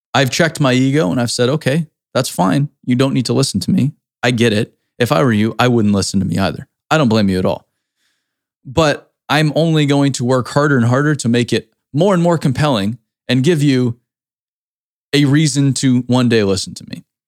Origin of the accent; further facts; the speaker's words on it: Cape Cod, Massachusetts, United States; growing up in the Cape, Cape Cod, we used to go clamming